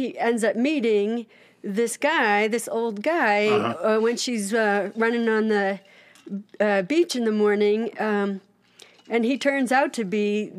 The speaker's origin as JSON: {"language": "English", "town": "Quincy", "region": "Massachusetts", "country": "United States", "said": "I'm from Quincy"}